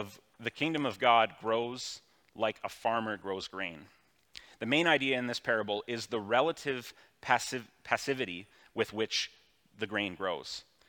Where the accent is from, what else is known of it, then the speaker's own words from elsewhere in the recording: Elmira, New York, United States; it's a world that I've kind of always known growing up in Elmira at an arm's length